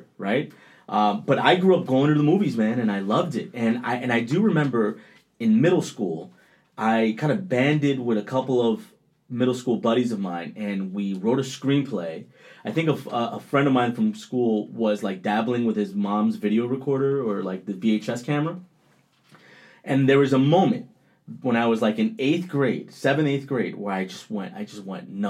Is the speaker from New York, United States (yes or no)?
yes; Rockland County, New York, United States; accent: Colombian; also born or lived in Colombia; I grew up in Rockland County, which is like maybe 45 minutes north of Manhattan.